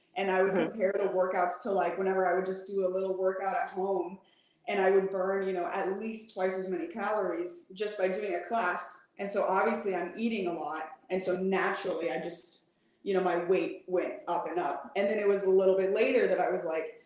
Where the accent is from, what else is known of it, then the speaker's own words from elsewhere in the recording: Midwest, United States; also born or lived in Michigan, United States / St. Louis, Missouri, United States / Illinois, United States; now in San Antonio, United States; The Midwest. I was born in Michigan. I lived in St. Louis for about 10 years and then Illinois for 2 years